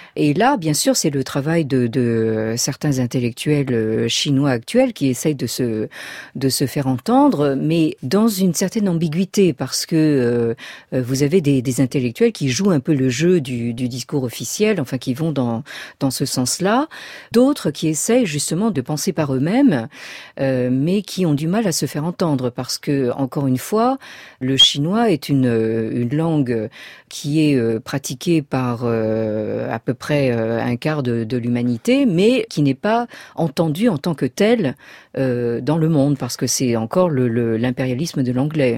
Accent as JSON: {"language": "French", "country": "France", "tie": "born or raised there", "said": "je suis née dans la France de l'après-guerre"}